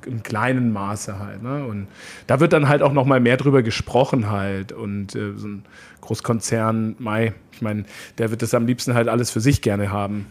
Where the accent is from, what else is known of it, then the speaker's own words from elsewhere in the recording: Munich, Bavaria, Germany; ich bin ja da groß geworden, auch auf, ich komme aus dem Süden von München